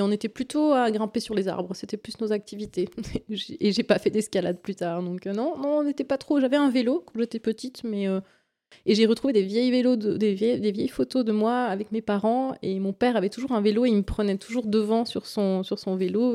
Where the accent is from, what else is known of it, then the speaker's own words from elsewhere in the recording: Valais, Switzerland; je suis d'origine du Valais